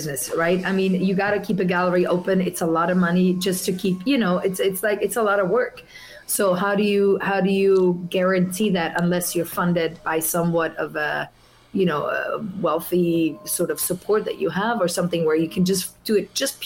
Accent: Zurich, Switzerland; English is a second language; moved away as an adult; also born or lived in Italy / New York; now in Los Angeles, United States; I'm originally from Italy, yeah. But I was raised in Zurich, Switzerland. So I spent my first 20 years in Switzerland

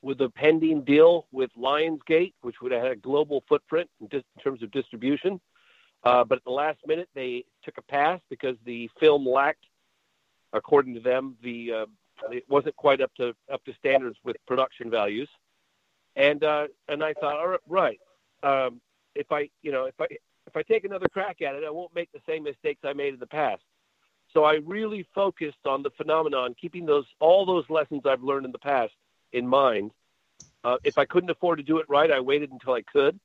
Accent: England, United Kingdom; I was born in England as well

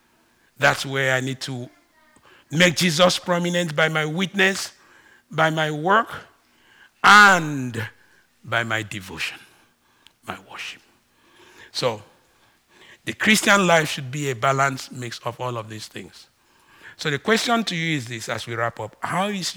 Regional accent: Ibibio, Akwa Ibom, Nigeria; first language Ibibio; English is a second language; moved away; English is not my first language. BBO is

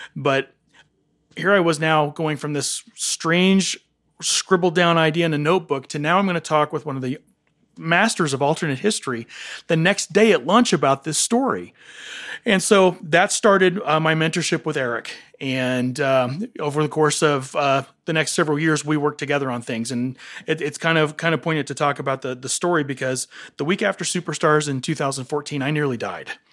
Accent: Johnson City, Tennessee, United States; moved away; I was born and raised in Johnson City, Tennessee

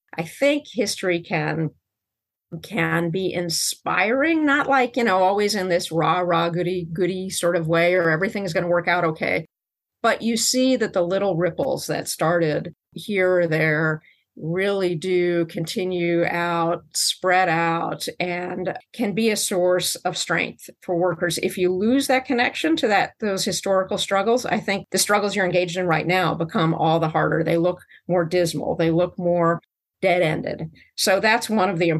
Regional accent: Chicago, Illinois, United States; the city of Chicago, where I grew up

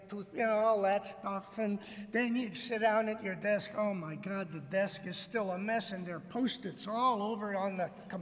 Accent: Detroit, Michigan, United States; moved away as an adult; I grew up in Detroit

